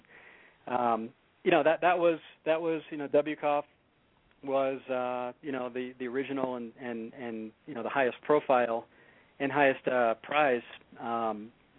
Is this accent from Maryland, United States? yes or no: no; Boston, Massachusetts, United States; I grew up in Boston, so I grew up a, you know, Pats, Red Sox, Bruins, Celtics fan